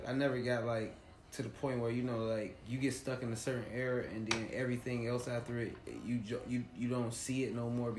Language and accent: English; Midwest, United States; I'm from the Midwest